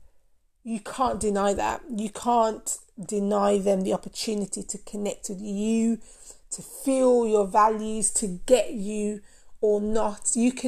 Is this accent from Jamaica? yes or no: yes; Jamaica; I'm Jamaican. Did you know that? I'm Jamaican